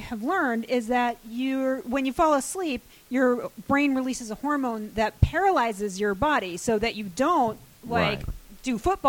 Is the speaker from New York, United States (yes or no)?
no; Hartford, Connecticut, United States; My parents were Southern, but I grew up in Connecticut